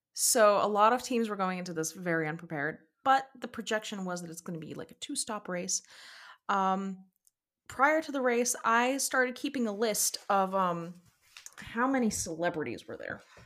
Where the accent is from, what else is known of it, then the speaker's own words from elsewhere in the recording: United States; myself as an, as an American, as someone with a, with a little American passport